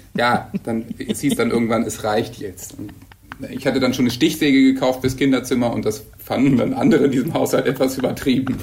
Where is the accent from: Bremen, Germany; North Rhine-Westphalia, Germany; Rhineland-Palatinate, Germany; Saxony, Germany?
Bremen, Germany; moved away as an adult; now in Hamburg, Germany; Ich komme aus Bremen ja eigentlich